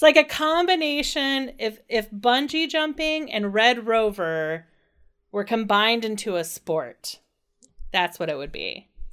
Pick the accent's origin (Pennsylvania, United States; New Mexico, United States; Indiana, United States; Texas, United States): Indiana, United States; growing up in Indiana